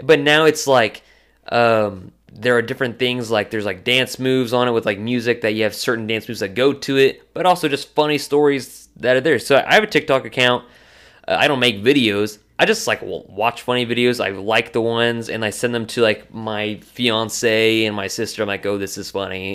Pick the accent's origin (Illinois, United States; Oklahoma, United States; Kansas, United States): Oklahoma, United States; Purcell; I grew, was growing up in Purcell, Go Dragons